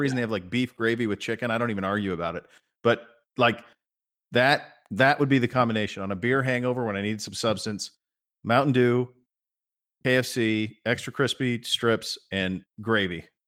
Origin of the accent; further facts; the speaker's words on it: Montana, United States; I grew up in Montana